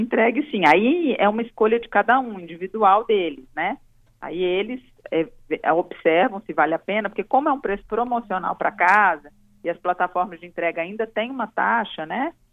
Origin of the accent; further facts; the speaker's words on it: Minas Gerais, Brazil; now in Espírito Santo, Brazil; Eu sou mineira, né, mas já me considero capixaba, moro aqui há 18 anos